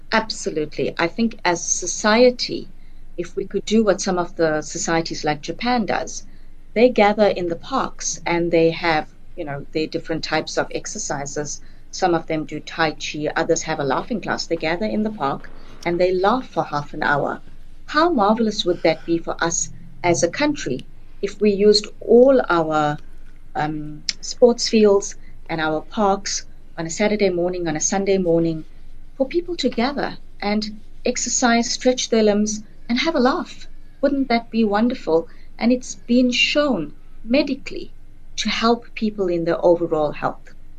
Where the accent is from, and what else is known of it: South Africa